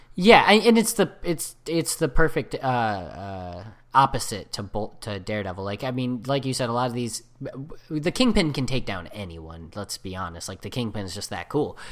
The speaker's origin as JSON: {"language": "English", "country": "United States", "said": "I'm American"}